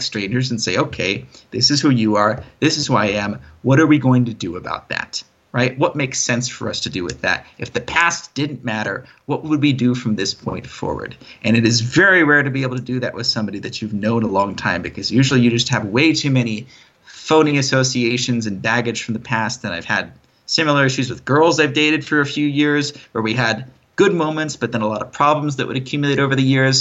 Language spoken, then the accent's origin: English; United States; moved away; as an American, of course, I'm subject to many privileges that most other countries in the world find very enviable